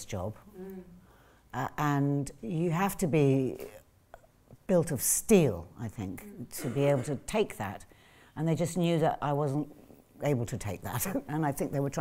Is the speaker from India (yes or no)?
no; England, United Kingdom; also born or lived in New York, United States; I was born in New York, and we didn't come to this country until I was about three